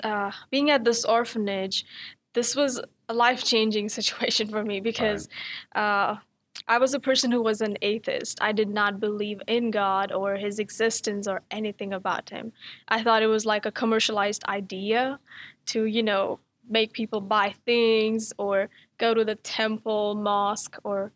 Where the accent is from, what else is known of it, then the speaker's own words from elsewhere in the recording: New Delhi, Delhi, India; first language Hindi; English is a second language; moved away as an adult; now in Dallas, United States; I'm from New Delhi, India